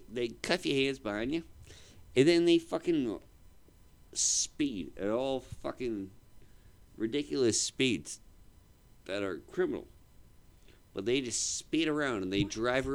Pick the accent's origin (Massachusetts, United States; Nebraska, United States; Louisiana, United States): Massachusetts, United States; Boston; I'm from Boston